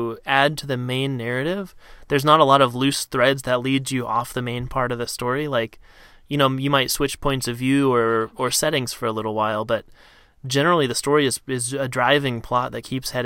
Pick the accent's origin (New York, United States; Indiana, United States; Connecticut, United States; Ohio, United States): Ohio, United States; Cincinnati; I grew up in Ohio